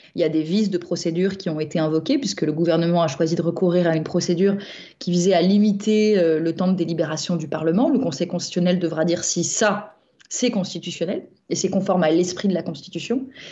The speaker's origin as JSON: {"language": "French", "town": "Nîmes", "region": "Occitania", "country": "France"}